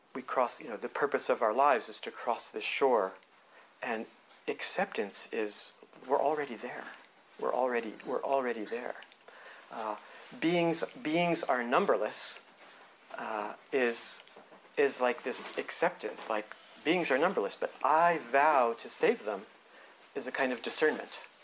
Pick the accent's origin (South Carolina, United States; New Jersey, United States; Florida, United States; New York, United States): New Jersey, United States; moved away as an adult; growing up in New Jersey